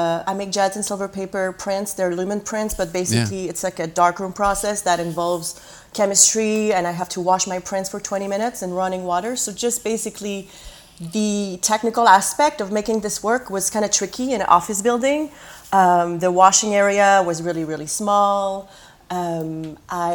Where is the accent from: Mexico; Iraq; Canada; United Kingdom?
Canada; moved away as an adult; also born or lived in Quebec City, Canada / San Francisco, United States; now in Brooklyn, United States; I'm Canadian, but I don't really have a career in Canada because I've been here for a while